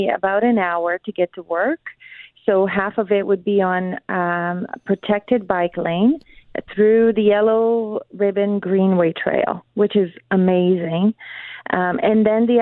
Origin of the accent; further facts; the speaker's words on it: Brazil; now in Winnipeg, Canada; I'm actually from Brazil